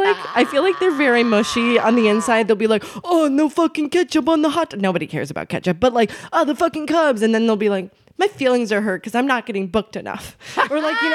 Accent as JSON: {"language": "English", "town": "Albuquerque", "region": "New Mexico", "country": "United States", "tie": "born or raised there", "also_born_or_lived": "Chicago", "moved": "yes", "lives_now": "Los Angeles, United States", "said": "Albuquerque, New Mexico. That's where I was like raised"}